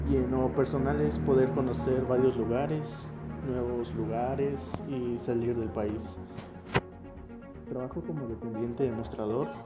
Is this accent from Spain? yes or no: no; Totonicapán, Guatemala; Nací en Guatemala en 1999, del 22 de julio, en la cabecera de Totonicapán. Actualmente estoy viviendo aquí.